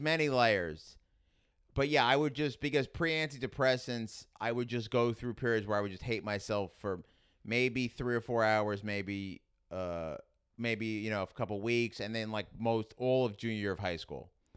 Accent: New York City, New York, United States; accent: Queens; also born or lived in Staten Island / Manhattan; I grew up in Queens

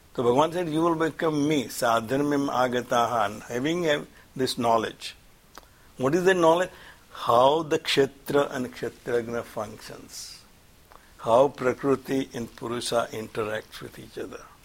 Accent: India; moved away; I'm from India

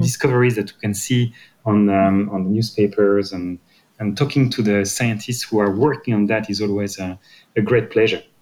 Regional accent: Brittany, France; English is a second language; moved away; I'm coming from Brittany

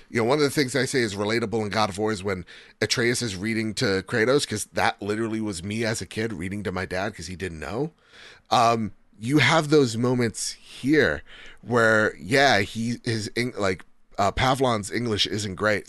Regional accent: United States; I'm American

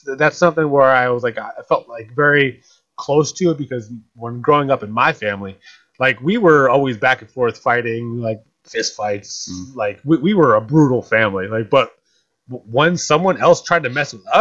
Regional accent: Atlantic City, New Jersey, United States; that's about my hometown. It's about my hometown

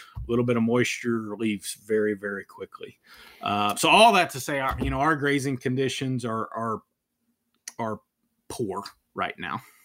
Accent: northernmost Virginia, United States; moved away as an adult; also born or lived in Tennessee; now in Amarillo, United States; I was born and raised in, in the northernmost part of Virginia

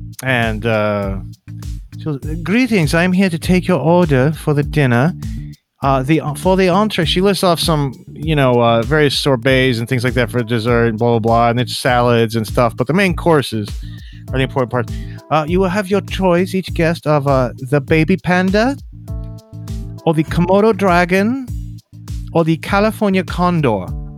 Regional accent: South Africa; No, not American. I'm from South Africa.

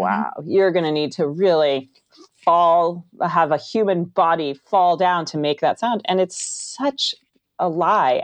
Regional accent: Northern California, United States; I'm from Northern California, where historically the Foley artists here were all women

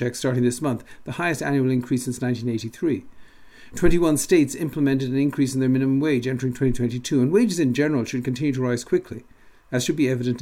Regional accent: Dublin, Leinster, Ireland; moved away; also born or lived in Michigan; Growing up in Dublin

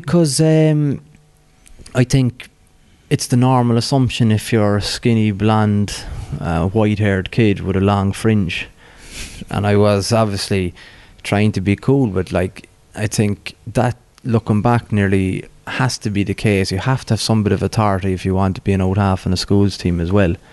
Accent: Cork, Munster, Ireland; growing up in Bishopstown

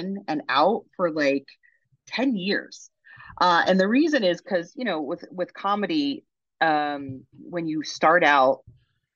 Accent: New Jersey, United States; moved away as an adult; also born or lived in San Francisco; now in Los Angeles, United States; I grew up in South Jersey.

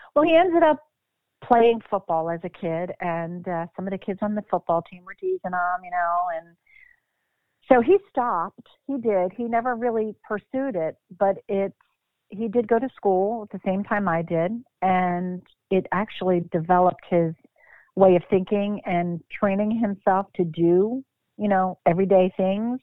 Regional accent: Bucks County, Pennsylvania, United States; moved away as an adult; also born or lived in Philadelphia, Pennsylvania; now in Mount Holly, United States; born born and raised in Philadelphia, moved to Bucks County when I was about six or seven

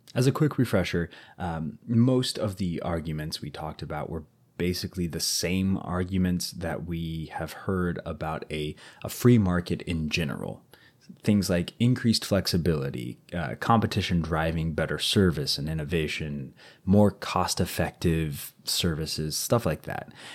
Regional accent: United States; first language English; I'm very American

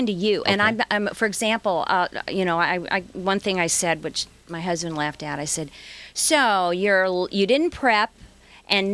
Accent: Midwest, United States; I'm from the Midwest

